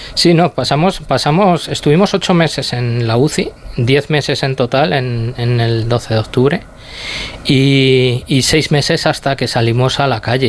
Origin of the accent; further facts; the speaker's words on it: Tomelloso, Castilla-La Mancha, Spain; Nosotros somos de Tomelloso, de un pueblo de Ciudad Real